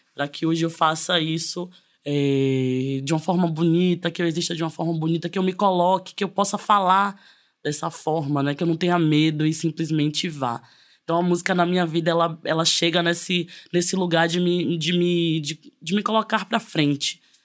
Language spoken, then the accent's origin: Portuguese; interior of Bahia, Brazil; sou do interior da Bahia